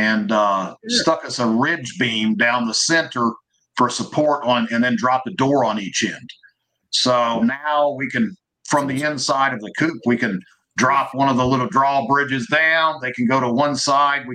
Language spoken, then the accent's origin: English; Missouri, United States; I'm from Missouri, you know, goat roping, sheep herding.